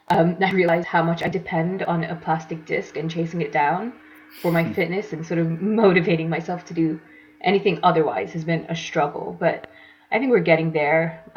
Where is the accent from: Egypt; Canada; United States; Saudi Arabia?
Saudi Arabia; So I grew up in Saudi Arabia, and I went to an international school